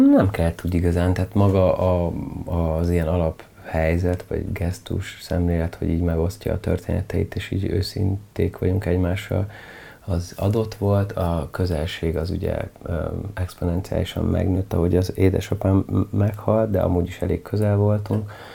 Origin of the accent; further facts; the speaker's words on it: Budapest, Hungary; Hát ilyen klasszik kertvárosi környezetben nőttem fel